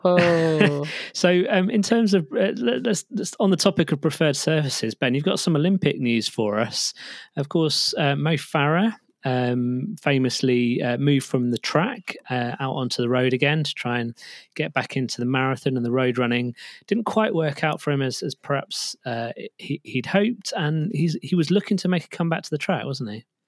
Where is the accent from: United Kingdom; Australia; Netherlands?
United Kingdom; we're British